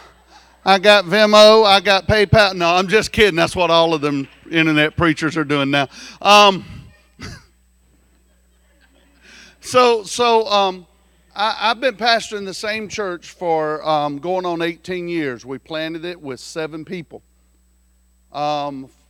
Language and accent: English; South Carolina, United States; I'm from South Carolina